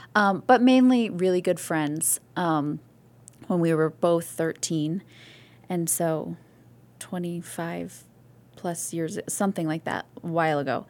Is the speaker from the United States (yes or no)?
yes; Missouri Valley, Iowa, United States; born or raised there; moved away; also born or lived in Toccoa Falls, Georgia / Rochester, New York / Nyack, New York / Summit, New Jersey